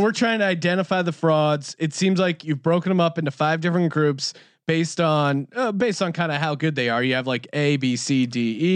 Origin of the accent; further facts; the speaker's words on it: Philadelphia, Pennsylvania, United States; I'm from Philadelphia